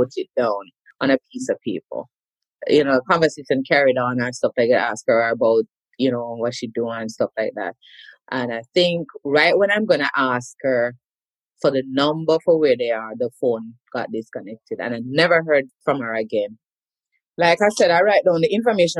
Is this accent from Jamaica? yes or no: yes; Kingston, Jamaica; moved away as an adult; now in United States; So I'm a Kingston girl. I'm originally from Duhaney Park, Kingston 20, right under the clock, born at Whitfield Nursing Home